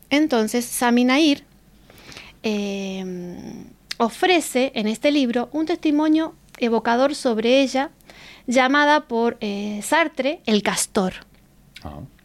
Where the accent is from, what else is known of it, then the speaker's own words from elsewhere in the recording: Argentina; now in Spain; soy argentina, que no nací aquí